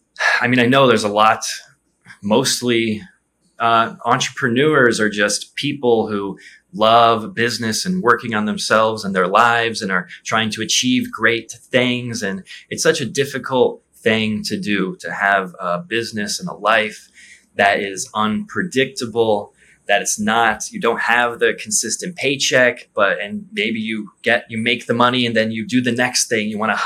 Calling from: Rio de Janeiro, Brazil; I'm in Rio de Janeiro, and it's beautiful.

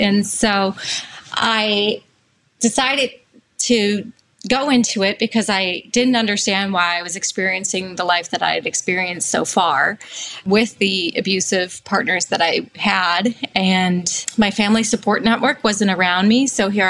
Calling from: Massachusetts, United States; I'm calling from Massachusetts, so I'm here as a full-time single parent.

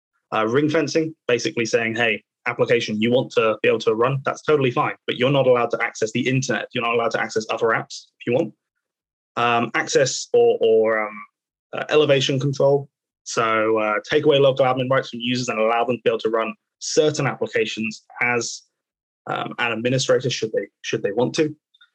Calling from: Reading, South East England, United Kingdom; So I am joining from Reading today. So obviously just out to the west of London.

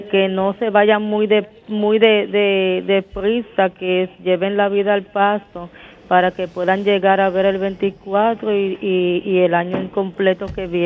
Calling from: Mao, Valverde, Dominican Republic; Estoy aquí en Valverde

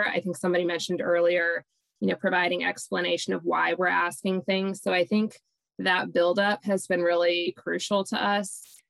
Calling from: South Carolina, United States; I'm calling from the Coastal Community Foundation in South Carolina.

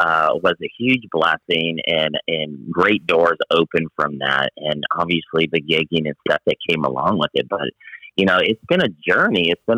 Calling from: La Jolla, California, United States; I am calling in from La Jolla, California.

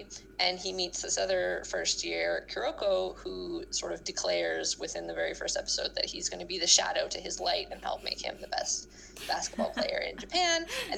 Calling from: New Brunswick, Canada; I am calling in from New Brunswick, Canada, which is just a little bit north of Maine

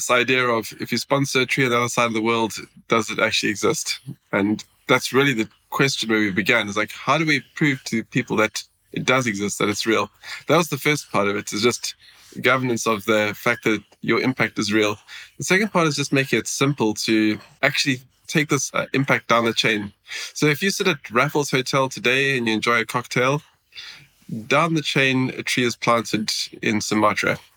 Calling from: Sweden; I'm dialing in from Sweden. It says minus two degrees in the bottom of my screen.

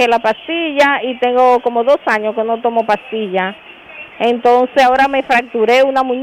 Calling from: Santiago, Dominican Republic; Mire, yo soy una paciente de Santiago eh, que en el 2018 me diagnosticaron este diabetes

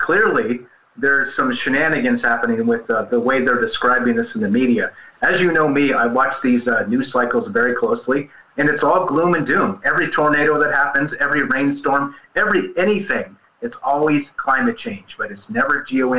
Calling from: Las Vegas, Nevada, United States; Well, how you doing, my man? I'm calling from Las Vegas.

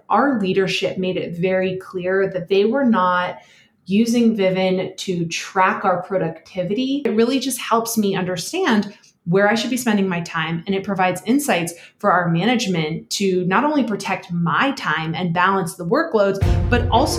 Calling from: Denver, Colorado, United States; So I am coming to you from Denver, which is really exciting. I just got into a new house.

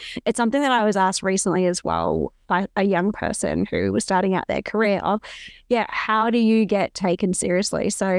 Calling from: Nambour, Queensland, Australia; I'm calling in from Gubby Gubby country, and actually I can say Wanya, which means welcome, hello, and yeah, it's a great way to start our chat. I'm actually in Nambour

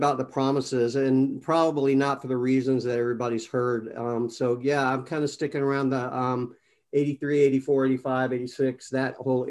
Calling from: Destin, Florida, United States; also born or lived in Atlanta; I'm actually in Destin, Florida right now, and I kind of bounce back and forth between here and Atlanta.

